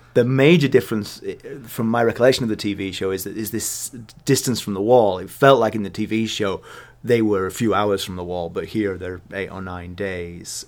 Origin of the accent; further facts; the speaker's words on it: England, United Kingdom; being English